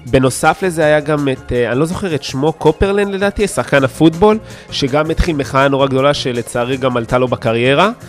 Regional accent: Argentina; טוב, אני ארגנטינאי, אז ככה, רוב הספורטאים שאני באמת עוקב אחריהם הם שחקני כדורגל ארגנטינה

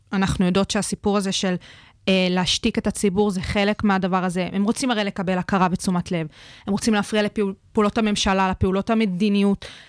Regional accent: Israel

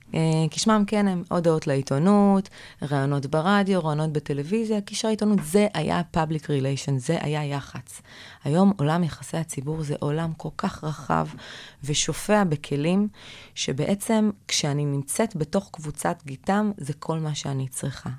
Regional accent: Kiryat Gat, Southern District, Israel; moved away as an adult; also born or lived in Tel Aviv; בתור ילדה גדלתי בקריית גת

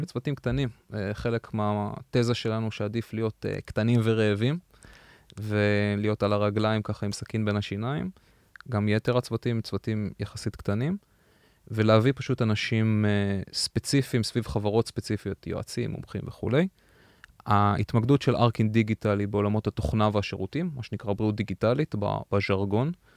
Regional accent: Israel; moved away as an adult; now in United States; לנו כישראלים

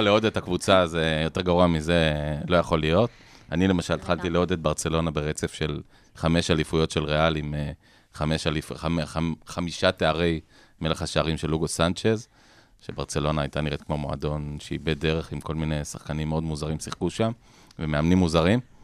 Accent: Israel; כילד שגדל בשנות ה-80 בישראל

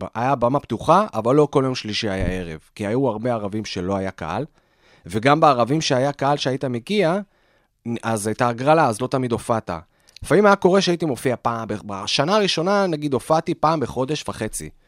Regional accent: Petah Tikva, Central District, Israel; also born or lived in Australia; גדלתי בפתח תקווה

